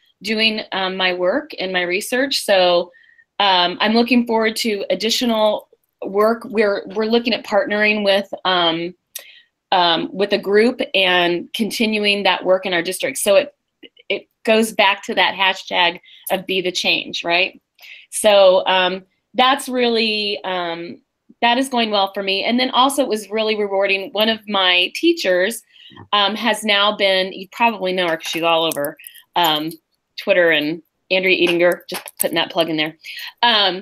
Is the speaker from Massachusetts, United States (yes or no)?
no; St. Joseph, Missouri, United States; We grew up together in St. Joe.